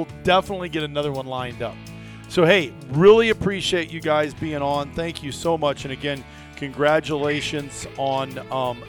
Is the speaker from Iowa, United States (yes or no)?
yes; Iowa, United States; as kids growing up in Iowa